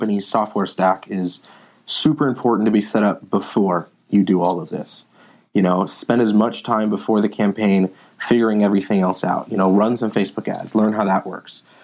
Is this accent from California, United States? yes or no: yes; Palo Alto, California, United States; I grew up in Palo Alto, born and raised in Palo Alto.